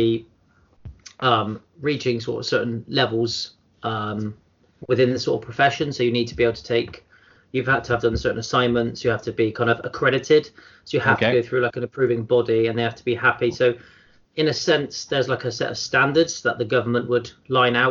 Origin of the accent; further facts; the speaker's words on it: Bristol, South West England, United Kingdom; I grew up in sort of Bristol, as you can probably tell from my accent